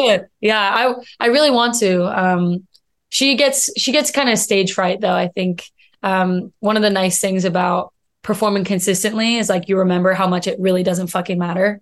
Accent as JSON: {"language": "English", "town": "Missoula", "region": "Montana", "country": "United States", "tie": "born or raised there", "also_born_or_lived": "New York", "moved": "as an adult", "lives_now": "Los Angeles, United States", "said": "I'm from Missoula, Montana"}